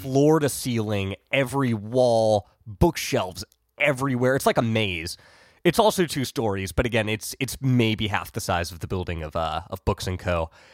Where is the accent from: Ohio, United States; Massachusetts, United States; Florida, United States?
Ohio, United States; I grew up in Ohio